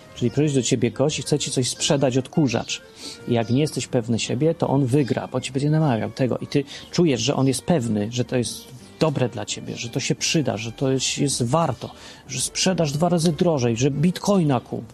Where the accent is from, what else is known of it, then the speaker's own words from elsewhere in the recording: Poland; W rzeczywistości dawnej, w starej Polsce, w P R L-u